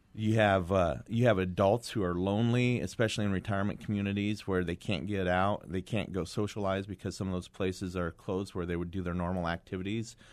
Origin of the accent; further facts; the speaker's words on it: Kingman, Arizona, United States; I went back to my hometown of Kingman